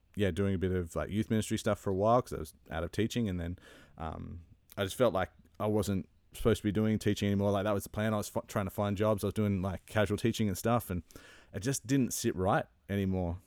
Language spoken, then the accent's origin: English; Sydney, New South Wales, Australia; moved away as an adult; now in Ontario, Canada; I grew up in Sydney